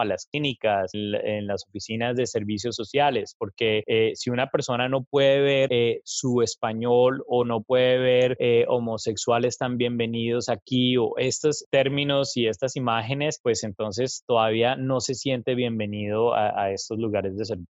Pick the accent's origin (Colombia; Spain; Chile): Colombia; moved away as an adult; now in United States; soy de Colombia. Tengo más de 15 años de vivir en Estados Unidos.